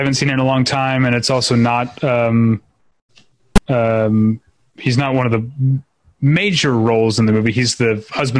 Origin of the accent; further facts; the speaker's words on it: United States; my American blindness.